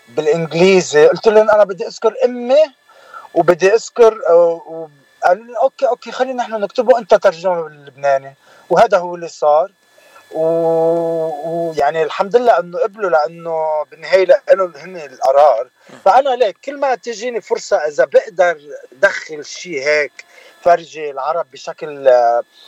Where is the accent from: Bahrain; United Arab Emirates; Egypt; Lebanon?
Lebanon; Bednayel, Beqaa; also born or lived in Dearborn, Michigan / Manhattan; now in Los Angeles, United States; من البقاع سهل البقاع من بدنايل ضيعت بدنايل اللي هي مش كتير بعيده عن زحله